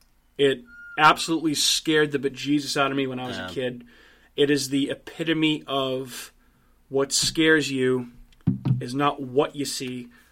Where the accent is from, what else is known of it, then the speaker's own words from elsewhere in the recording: Massachusetts, United States; my home state of Massachusetts, our home state of Massachusetts.